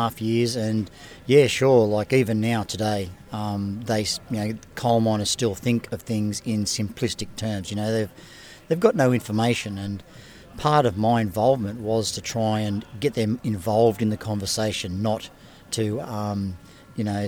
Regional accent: Mackay, Queensland, Australia; I'm from Mackay.

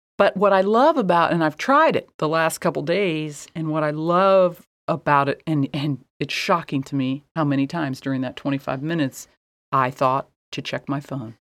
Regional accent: Midwest, United States; I was raised in the Midwest

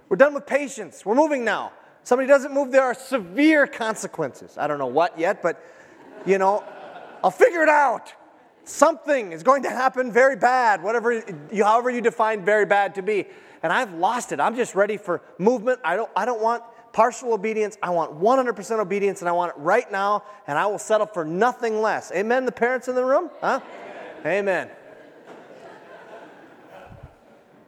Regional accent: United States; as an American

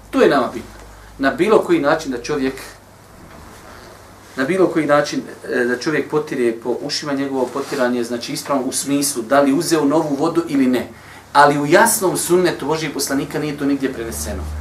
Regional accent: Bosnia & Herzegovina; kod nas u Bosni

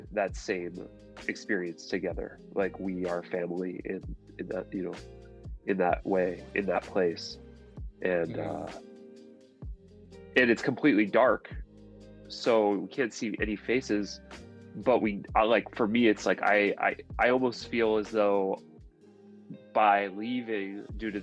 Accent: Southern California, United States; I was born in Southern California

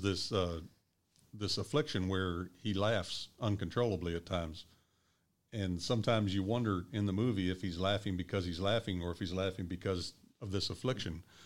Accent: Louisville, Kentucky, United States; also born or lived in Evansville, Indiana; I was born in Evansville, and I grew up in Louisville

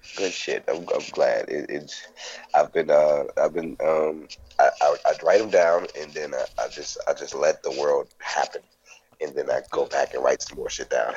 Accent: New Orleans, Louisiana, United States; I'm a comic from New Orleans

